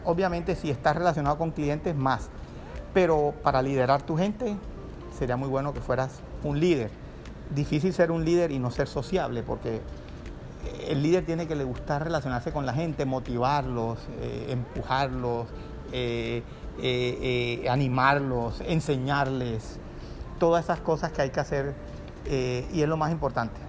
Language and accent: Spanish; Cartagena, Bolívar, Colombia; moved away; also born or lived in Barranquilla / Bogotá / Miami; soy cartagenero, administrador de empresas. He vivido la primera etapa de mi vida en Cartagena